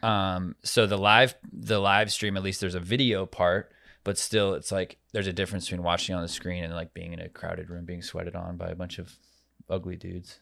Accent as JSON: {"language": "English", "region": "Arizona", "country": "United States", "tie": "born or raised there", "said": "my home state"}